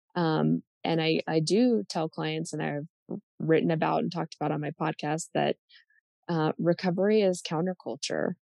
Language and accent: English; United States; I'm speaking as an American